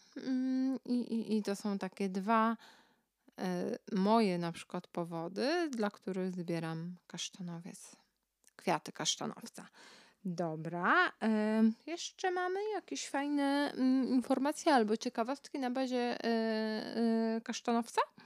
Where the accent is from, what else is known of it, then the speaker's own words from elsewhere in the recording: Kashubia, Pomeranian Voivodeship, Poland; u nas na Kaszubach